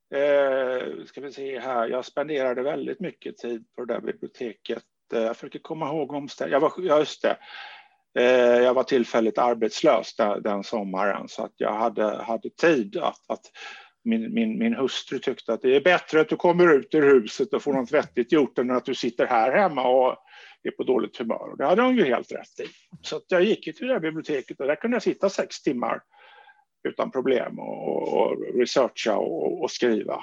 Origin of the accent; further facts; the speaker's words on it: small village outside Gothenburg, Västra Götaland, Sweden; moved away; also born or lived in Stockholm; en liten västgötsk by, där jag växte upp på 1960-talet